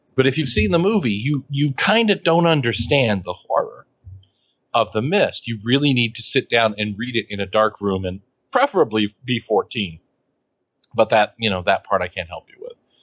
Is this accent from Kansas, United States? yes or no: yes; Beloit, Kansas, United States; the supermarket I grew up with in Beloit, Kansas